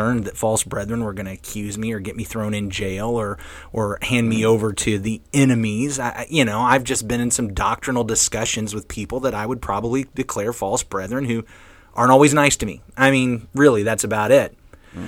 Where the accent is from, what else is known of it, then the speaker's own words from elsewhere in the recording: United States; I'm thinking very much as an American Christian